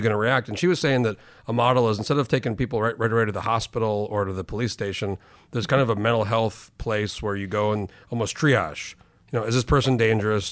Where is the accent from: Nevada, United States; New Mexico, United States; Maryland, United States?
New Mexico, United States; also born or lived in Chicago; I grew up in New Mexico, but we went back home a lot